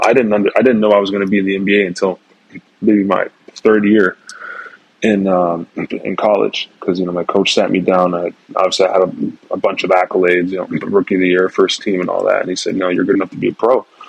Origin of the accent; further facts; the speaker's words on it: Mississauga, Ontario, Canada; moved away as an adult; also born or lived in Toronto; growing up in Mississauga was fun.